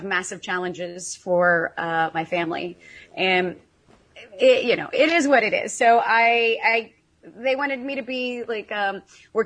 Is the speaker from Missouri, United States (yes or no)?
yes; Missouri, United States; moved away as an adult; also born or lived in California / France / Russia / Greece; I was born and raised in Missouri